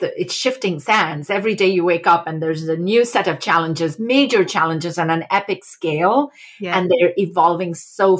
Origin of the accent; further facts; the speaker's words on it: India; moved away as an adult; also born or lived in Massachusetts, United States; I grew up in India and came as a junior transfer student in undergraduate university to Smith College